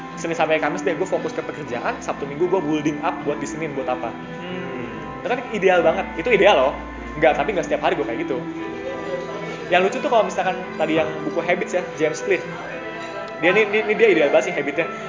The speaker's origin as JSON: {"language": "Indonesian", "town": "Bekasi", "region": "West Java", "country": "Indonesia", "also_born_or_lived": "Semarang", "moved": "yes", "said": "teman SMA gue, karena gue dari Bekasi"}